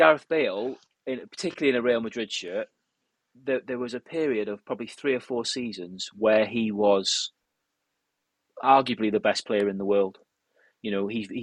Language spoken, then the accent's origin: English; Wales, United Kingdom; as a Welshman